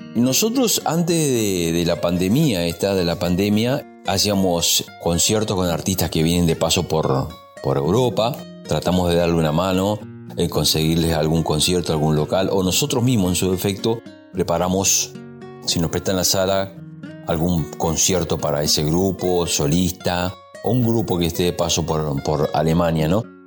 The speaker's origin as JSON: {"language": "Spanish", "region": "Mendoza", "country": "Argentina", "moved": "yes", "said": "vengo de Mendoza"}